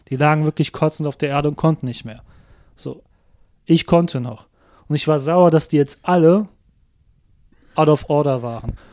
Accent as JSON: {"language": "German", "town": "Cologne", "region": "North Rhine-Westphalia", "country": "Germany", "said": "man mag es kaum glauben als Kölner"}